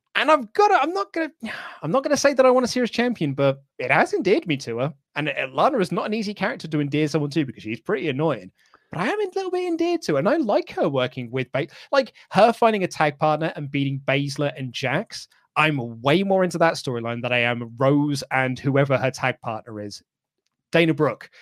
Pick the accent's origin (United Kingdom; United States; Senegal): United Kingdom; as British fans